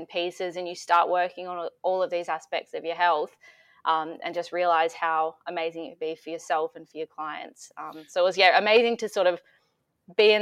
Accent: Metung, Victoria, Australia; now in Melbourne, Australia; I grew up in Metung, so it's near the beach.

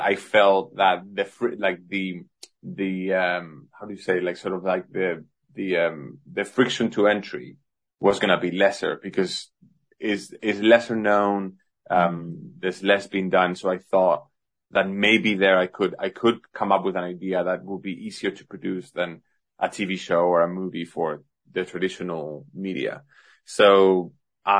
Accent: Madrid, Community of Madrid, Spain; also born or lived in Singapore; now in London, United Kingdom; I was born in Madrid, Spain

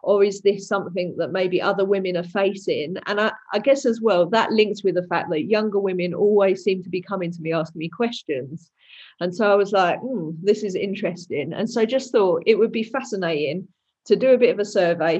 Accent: Dagenham, London, United Kingdom; I'm from Dagenham, which is in East London. Some people say it's Essex, but it depends whether you want to say you're from Essex or East London. And I veer more towards East London. So there we go. But yeah, been here my whole life.

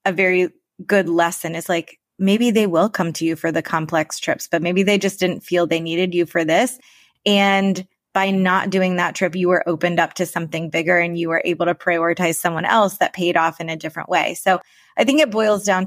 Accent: Florida, United States; we're both from Florida

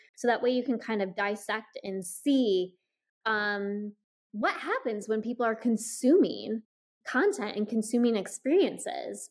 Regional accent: Iowa, United States; I grew up in Iowa

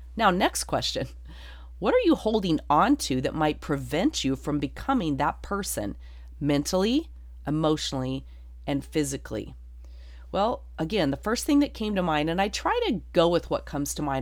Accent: Durango, Colorado, United States; moved away; Durango, Colorado, my hometown

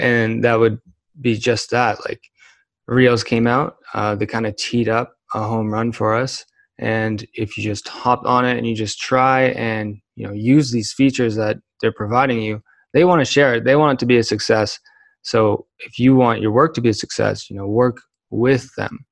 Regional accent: Kitchener, Ontario, Canada; now in Calgary, Canada; I am from Kitchener, Waterloo, and Ontario.

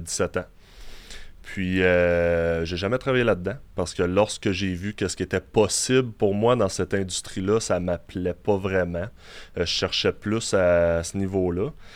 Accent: Quebec City, Quebec, Canada; also born or lived in Longueuil; je viens de Québec. mes deux parents étaient dans, dans l'armée, donc on a été mutés ici. D'origine, en fait, je viens de Longueuil. Je suis né à Longueuil jamais réellement resté là longtemps, puisque comme j'ai dit, mes, mes parents ont été mutés à Québec

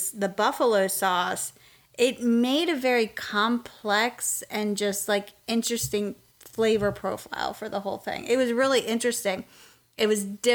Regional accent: Pennsylvania, United States; moved away as an adult; now in Southern United States; we're originally from Pennsylvania

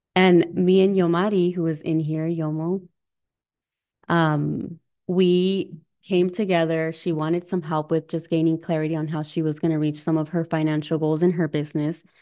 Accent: Arizona, United States; moved away as an adult; also born or lived in Southern California / California; now in Midwest, United States; I'm originally from Arizona, was born in California.

